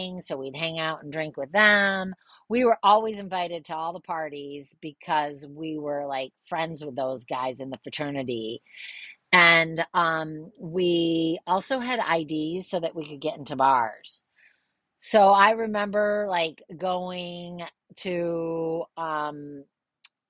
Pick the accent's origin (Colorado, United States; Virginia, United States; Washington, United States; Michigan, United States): Michigan, United States; East Grand Rapids; growing up in East Grand Rapids